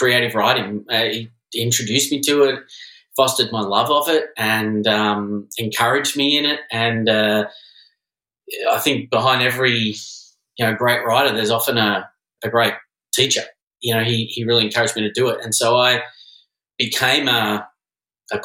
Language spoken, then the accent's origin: English; Melbourne, Victoria, Australia; moved away as an adult; also born or lived in London / Sydney / San Francisco / New York; now in Los Angeles, United States; I'm originally from Australia. I grew up in Melbourne.